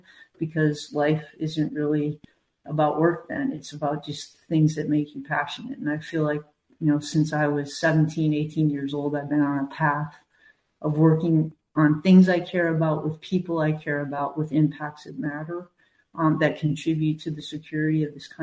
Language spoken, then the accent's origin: English; New Hampshire, United States; I grew up in New Hampshire.